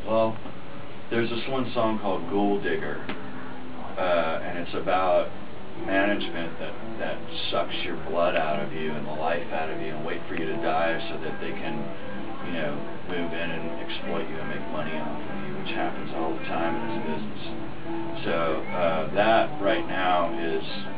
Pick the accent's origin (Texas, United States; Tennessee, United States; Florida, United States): Texas, United States; Dallas; Dallas, that's my hometown